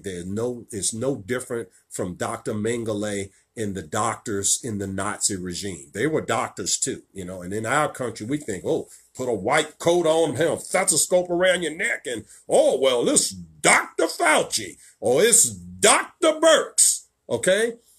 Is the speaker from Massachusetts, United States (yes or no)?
no; Richmond, Virginia, United States; right here in my hometown of Richmond, Virginia